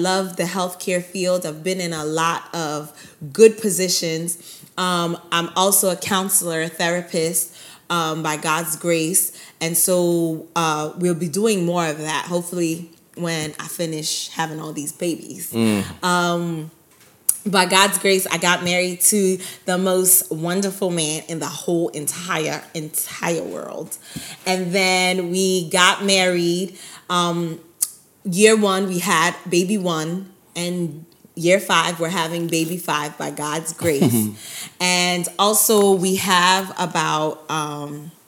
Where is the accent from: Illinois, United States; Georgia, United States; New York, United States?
New York, United States; New York City; also born or lived in Buffalo; I was born and raised in Brooklyn, New York